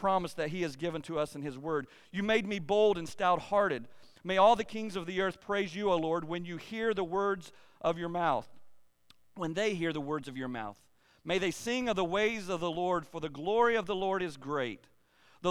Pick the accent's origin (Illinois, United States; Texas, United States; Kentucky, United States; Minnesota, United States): Kentucky, United States; eastern; I was born and raised in eastern Kentucky